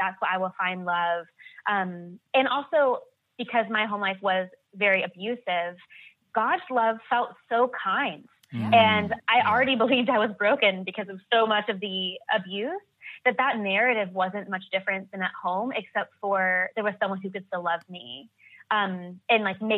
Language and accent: English; United States; growing up in America